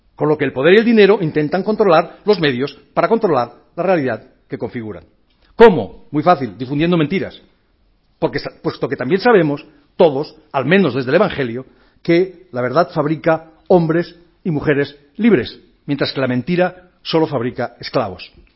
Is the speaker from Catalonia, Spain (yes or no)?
yes; Catalonia, Spain; soy catalán